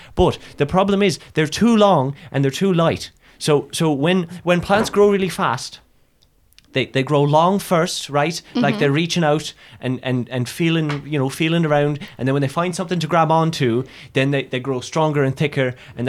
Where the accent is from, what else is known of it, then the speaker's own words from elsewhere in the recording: Ireland; Oh, yeah, no, I'm from Ireland originally.